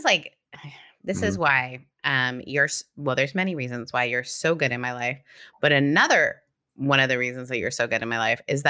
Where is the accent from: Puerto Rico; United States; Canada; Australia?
Canada; I'm Canadian. It's hard to tell if we're being serious or we're joking.